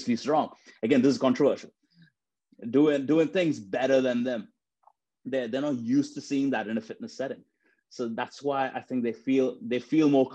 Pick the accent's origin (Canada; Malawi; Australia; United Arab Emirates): United Arab Emirates; Dubai; now in United Kingdom; when I was growing up in Dubai, I grew up in a family where fitness and health and fitness and exercising was actually frowned upon